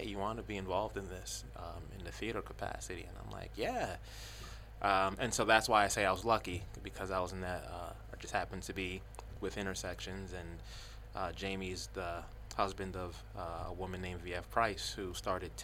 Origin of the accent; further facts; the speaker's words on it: New York City, New York, United States; I'm from the South Bronx